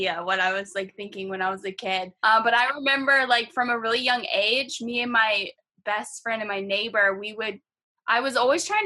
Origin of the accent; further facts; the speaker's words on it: Acworth, Georgia, United States; moved away as an adult; now in Boston, United States; home for me is Acworth, Georgia, and I've basically lived my entire life there